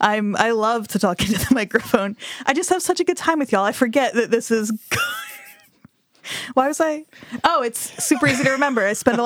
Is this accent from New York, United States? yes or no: no; New Jersey, United States; I'm from Jersey